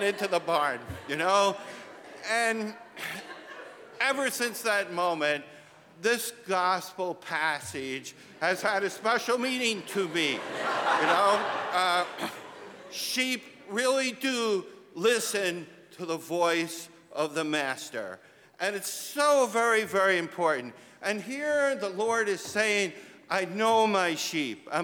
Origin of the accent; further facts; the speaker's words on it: Delaware County, a suburb of Philadelphia, Pennsylvania, United States; I grew up in Delaware County, a suburb of Philadelphia.